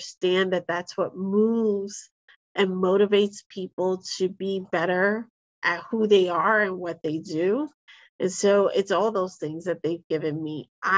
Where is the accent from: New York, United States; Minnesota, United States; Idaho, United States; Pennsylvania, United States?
New York, United States; Bronx; You know, I grew up in the Army brat. When my parents divorced, I ended up in the heart of the South Bronx.